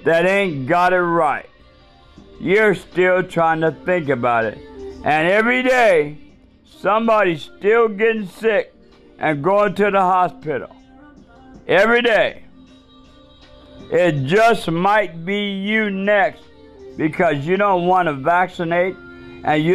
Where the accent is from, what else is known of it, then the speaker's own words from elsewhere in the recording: Seattle, Washington, United States; University of Washington. That's my state. That's my hometown.